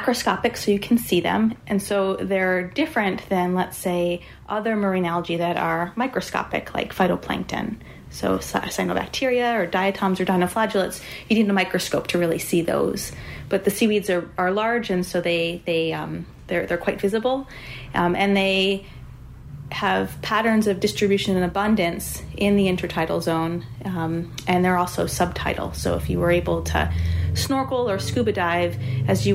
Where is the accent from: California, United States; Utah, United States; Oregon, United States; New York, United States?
New York, United States; suburbs of New York City, United States; born or raised there